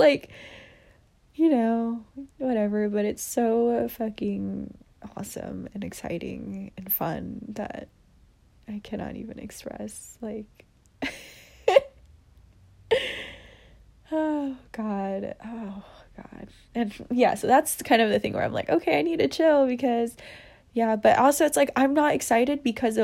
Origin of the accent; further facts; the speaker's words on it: United States; I'm Asian American, you know, so my parents are immigrants, and I am Vietnamese. I'm proud to be Vietnamese and, you know, all that, but, like, I did grow up in America